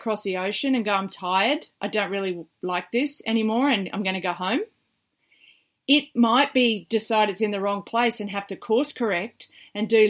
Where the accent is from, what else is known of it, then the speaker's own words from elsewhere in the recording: Australia; as an Aussie beach volleyballer